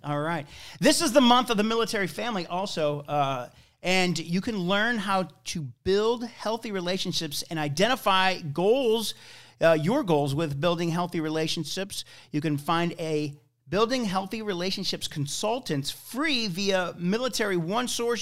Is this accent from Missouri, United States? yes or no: yes; St. Louis, Missouri, United States; also born or lived in Wyoming; I'm from here. I'm from Saint Louis